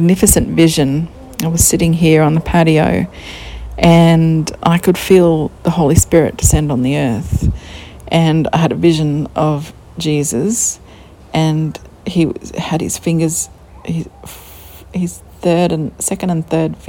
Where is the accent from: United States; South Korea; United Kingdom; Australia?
Australia; Queensland; We're from Queensland